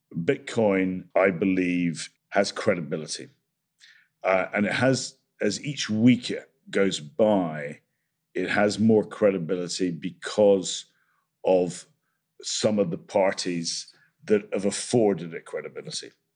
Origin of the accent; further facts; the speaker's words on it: Scotland, United Kingdom; I'm Scottish